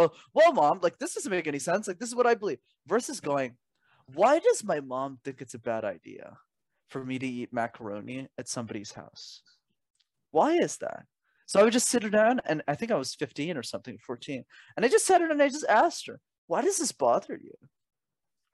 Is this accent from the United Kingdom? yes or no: no; Canada; I was born in Canada, which is where I'm based